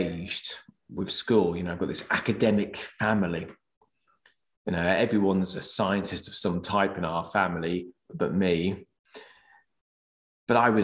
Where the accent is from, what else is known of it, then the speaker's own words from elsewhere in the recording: Norwich, East of England, United Kingdom; was brought up in Norwich, which is in Norfolk